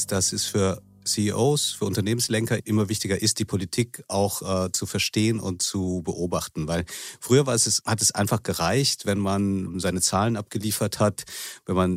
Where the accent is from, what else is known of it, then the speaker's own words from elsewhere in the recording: Manila, Metro Manila, Philippines; also born or lived in Bonn, Germany; Ich bin in Manila und Bonn aufgewachsen, also halb philippinisch und halb deutsch.